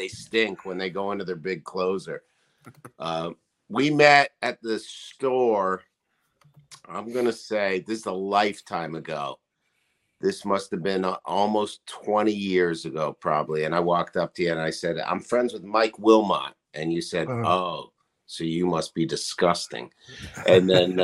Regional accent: Canada; moved away as an adult; also born or lived in Toronto; now in New York City, United States; I'm from Canada

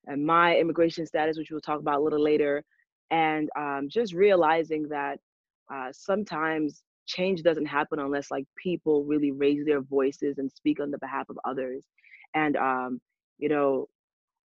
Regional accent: New York City, New York, United States; also born or lived in Trinidad and Tobago; now in Atlanta, United States; I'm from New York, not really Brooklyn though, Queens

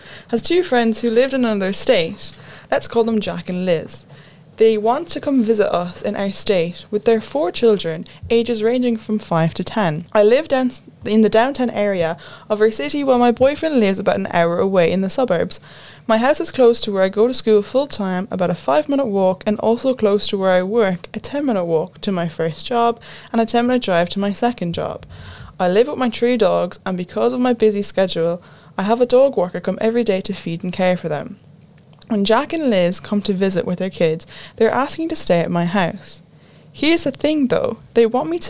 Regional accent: Ireland

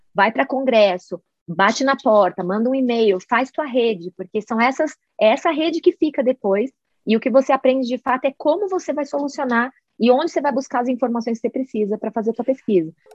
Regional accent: Brazil; moved away as an adult; also born or lived in Puerto Rico; now in Boulder, United States; depois que eu saí do Brasil

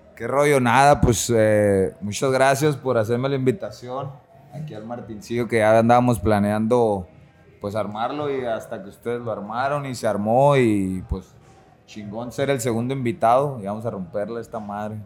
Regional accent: San Luis Río Colorado, Sonora, Mexico; moved away as an adult; now in Tijuana, Mexico; Soy originario de San Luis Río Colorado, Sonora, ya tijuaneado

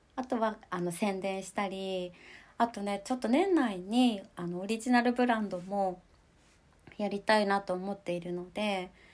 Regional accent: Nemuro, Hokkaido, Japan; moved away as an adult; also born or lived in Sapporo; 私の地元生まれたところの根室っていうところでは

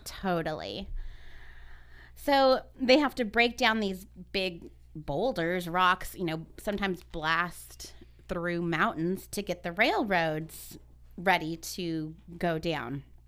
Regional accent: Ventura County, California, United States; we're from Ventura County

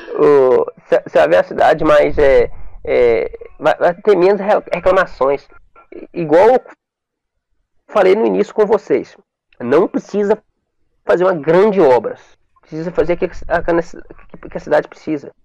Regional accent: Brazil; Eu sou do Morro da Antena

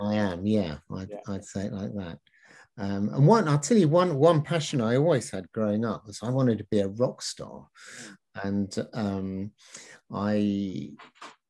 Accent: London, United Kingdom; I was brought up in London

